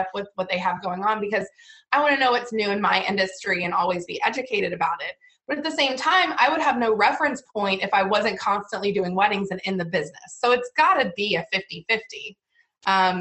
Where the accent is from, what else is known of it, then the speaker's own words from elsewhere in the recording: Virginia, United States; moved away; I'm originally from Virginia